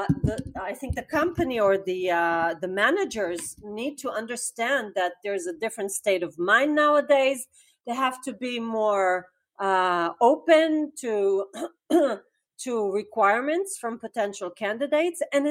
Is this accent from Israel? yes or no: yes; Israel; I'm from Israel.